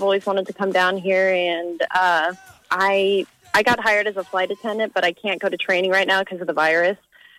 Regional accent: Omaha, Nebraska, United States; now in Texas, United States; I'm in Texas right now, but I'm from Omaha.

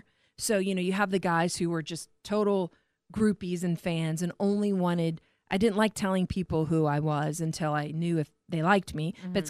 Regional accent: Warsaw, Indiana, United States; moved away as an adult; I came from Indiana to here.

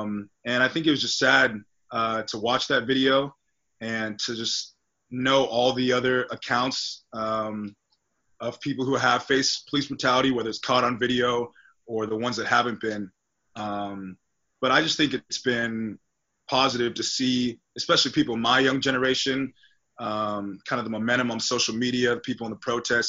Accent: Tustin, California, United States; growing up in Tustin, California, being one of the only black families in my environment growing up.

